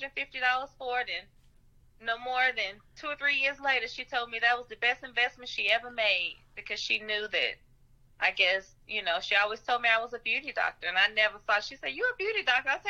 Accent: Nashville, Tennessee, United States; also born or lived in St. Louis; I grew up in Nashville

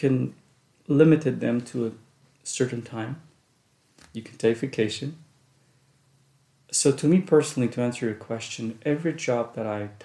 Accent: Jerusalem, Jerusalem District, Israel; English is a second language; moved away as an adult; also born or lived in Russia; now in United States; most of my education, most of my childhood was between Jerusalem and different neighborhoods

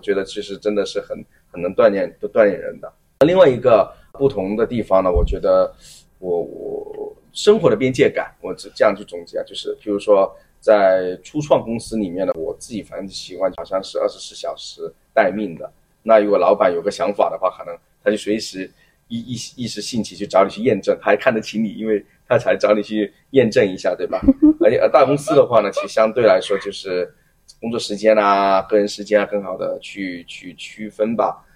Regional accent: Guangzhou, Guangdong, China; moved away as an adult; now in Hong Kong, China; 其实我来了香港五年多的一个时间，我自己会觉得说香港给我的一个感觉呢，一，就是因为我是广州人的话，那所以就是讲粤语天然就会很，很亲切，而且从小也嗯。会受到T V B的那些文化的一个渲染

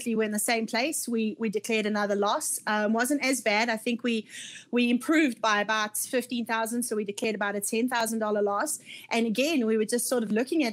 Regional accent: Scotland, United Kingdom; moved away as an adult; I'm Scottish by nationality or heritage. My parents are Scots

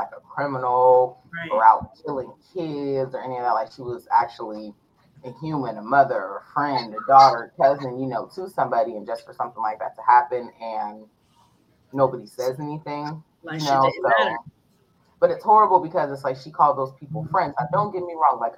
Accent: Youngstown, Ohio, United States; me growing up in the North

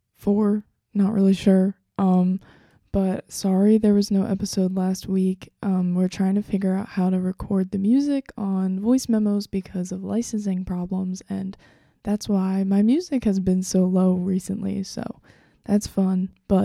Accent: Delaware County, Pennsylvania, United States; they're from Delaware County. And that's where I'm from

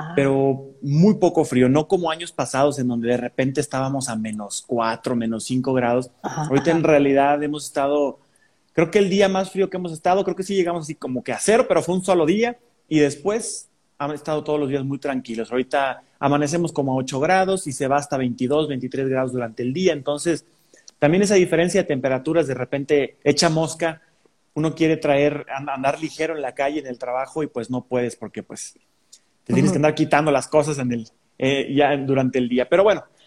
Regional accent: Mexico; los mexicanos tenemos un acento un poquito más neutro

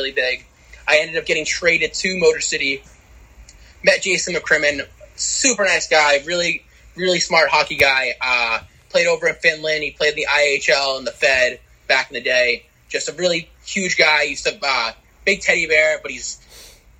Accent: Ann Arbor, Michigan, United States; I'm actually from Ann Arbor

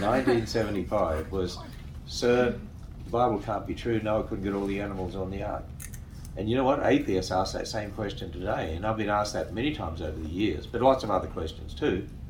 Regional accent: Australia; I'm an Australian

